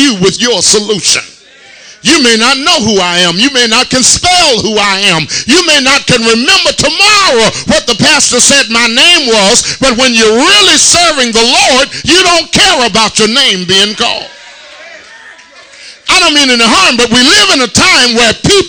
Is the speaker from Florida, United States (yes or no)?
no; Tuscaloosa, Alabama, United States; I'm from Tuscaloosa, Alabama